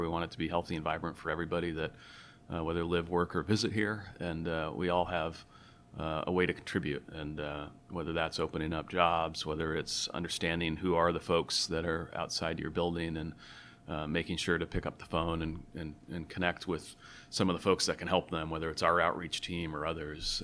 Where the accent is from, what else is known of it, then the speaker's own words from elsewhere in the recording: Tacoma, Washington, United States; I grew up in Tacoma